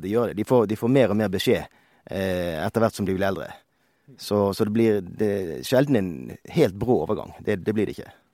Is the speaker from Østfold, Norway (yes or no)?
no; Bergen, Vestland, Norway; moved away as an adult; now in Røros, Norway; jeg er opprinnelig fra Bergen, som de fleste kanskje hører